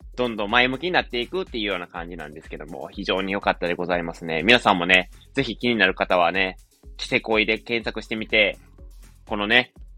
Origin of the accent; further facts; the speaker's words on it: Wakayama, Japan; accent: Wakayama dialect; moved away; ちょっと和歌山弁が出ちゃいましたね。僕田舎がね、あの、地元が和歌山